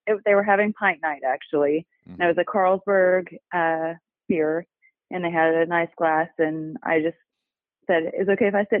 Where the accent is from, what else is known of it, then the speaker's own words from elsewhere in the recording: Claremore, Oklahoma, United States; I was born in Claremore, Oklahoma